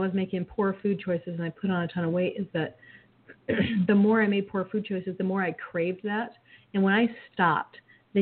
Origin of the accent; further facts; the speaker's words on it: Michigan, United States; now in Arizona, United States; I grew up in Michigan